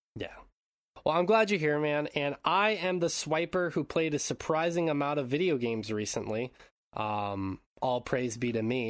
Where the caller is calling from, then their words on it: Japan; I'm calling in from Japan